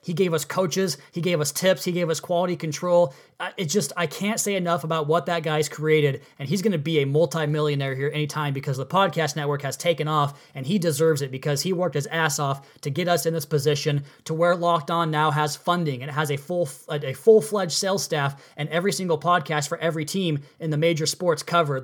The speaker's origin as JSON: {"language": "English", "region": "Pacific Northwest", "country": "United States", "tie": "born or raised there", "said": "I grew up in the Pacific Northwest when the Mariners were king in the 90s"}